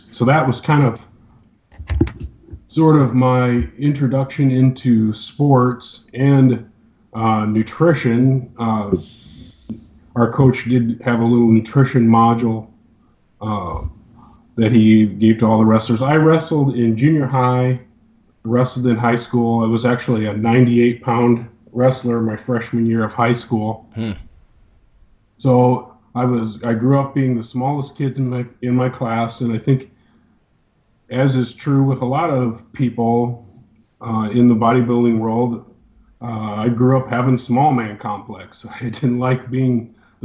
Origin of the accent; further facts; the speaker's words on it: Cedar Rapids, Iowa, United States; my story starts out in eastern Iowa. I grew up near Cedar Rapids.